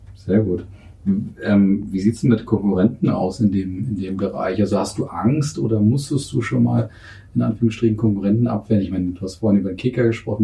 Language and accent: German; Northern Germany, Germany; moved away; Ich bin Norddeutscher